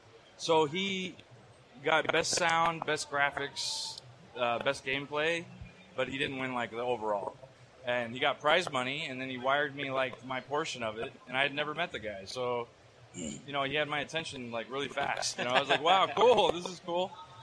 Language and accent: English; Las Vegas, Nevada, United States; I came from Las Vegas, Nevada, and but I made it, so...